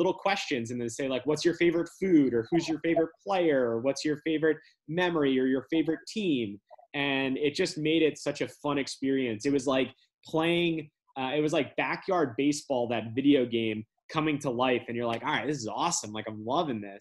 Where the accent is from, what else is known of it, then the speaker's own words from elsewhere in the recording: New Jersey, United States; growing up in New Jersey, you know, we're only a couple hours away from Williamsport